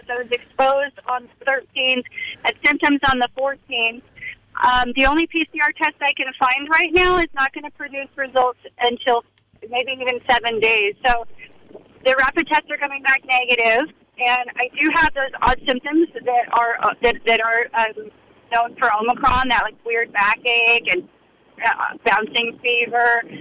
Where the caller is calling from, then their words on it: Fort Bragg, California, United States; from Fort Bragg, Mendocino.